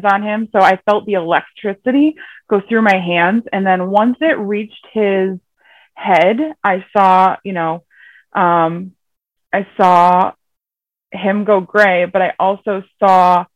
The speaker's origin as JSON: {"language": "English", "region": "Connecticut", "country": "United States", "said": "I'm from Connecticut, here in the USA"}